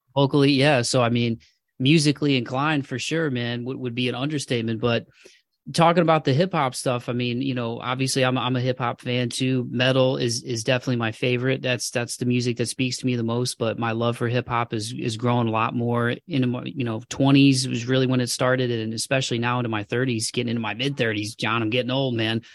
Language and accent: English; Toledo, Ohio, United States; moved away; winters are, uh, pretty, pretty gnarly in Toledo, man. That's the one thing I miss about my hometown